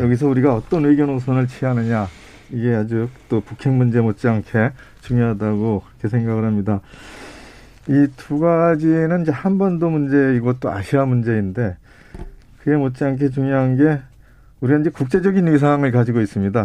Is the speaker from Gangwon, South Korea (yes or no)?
no; Paju, Gyeonggi Province, South Korea; 제가 이제 전방에서 태어나서 전방에서 살고 있어요